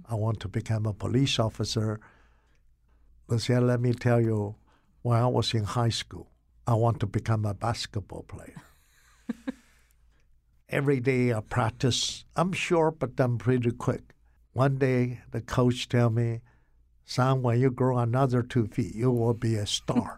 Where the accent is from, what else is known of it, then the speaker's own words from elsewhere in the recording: Taiwan; moved away as an adult; also born or lived in Rugao, China; now in Connecticut, United States; I grew up in Taiwan.